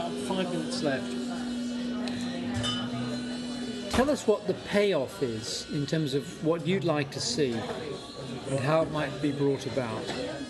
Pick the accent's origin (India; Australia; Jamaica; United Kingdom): United Kingdom; now in Los Angeles, United States; I pay taxes in Britain and I'm a British national